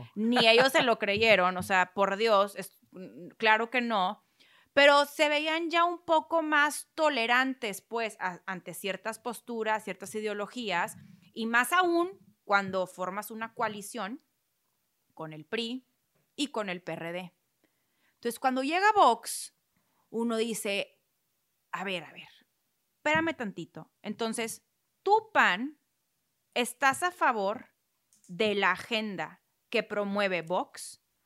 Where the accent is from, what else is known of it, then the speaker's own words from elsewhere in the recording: Mexico; Siempre como sociedad mexicana hemos estado de, o sea, la mayoría ha estado de una u otra forma muy apegado a las causas religiosas